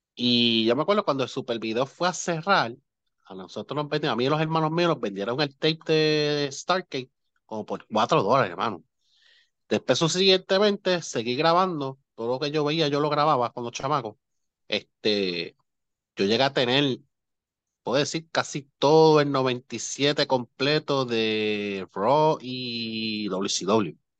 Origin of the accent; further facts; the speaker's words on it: Moca, Puerto Rico; yo me crié en Moca, que hice en Moca, el barrio Pueblo.